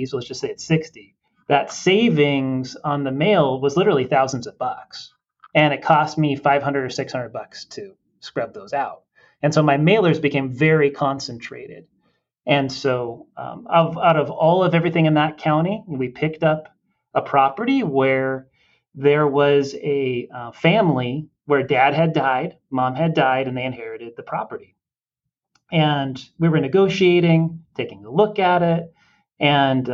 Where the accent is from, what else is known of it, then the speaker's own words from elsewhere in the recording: Southern California, United States; moved away; I was raised in Southern California, right? So I went to high school down there